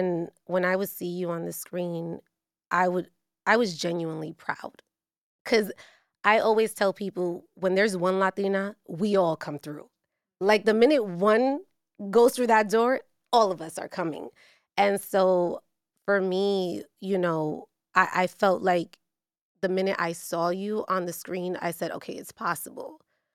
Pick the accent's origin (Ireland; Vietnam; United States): United States; New York; I grew up watching you in El Barrio.